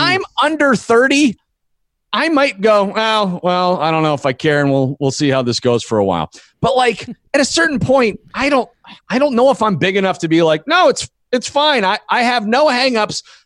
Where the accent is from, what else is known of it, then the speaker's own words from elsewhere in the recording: Erie, Pennsylvania, United States; I went back to Erie, Pennsylvania, my hometown